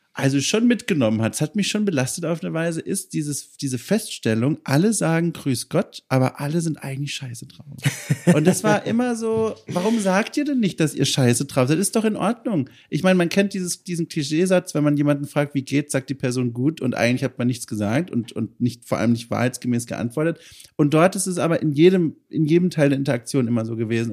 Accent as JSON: {"language": "German", "region": "Southern Germany", "country": "Germany", "also_born_or_lived": "Berlin", "moved": "as an adult", "lives_now": "Hamburg, Germany", "said": "ich komme ja aus Süddeutschland"}